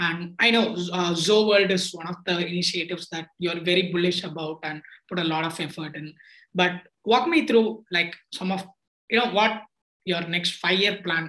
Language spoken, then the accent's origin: English; Tiruchirappalli, Tamil Nadu, India; born or raised there